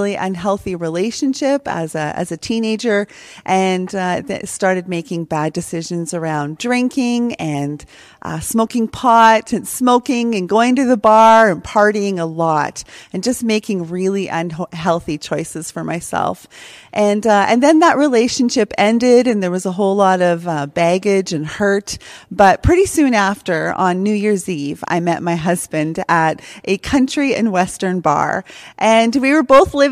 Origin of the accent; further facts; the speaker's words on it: Prince George, British Columbia, Canada; I'm a homegrown Prince George girl. I've lived here pretty much all my life.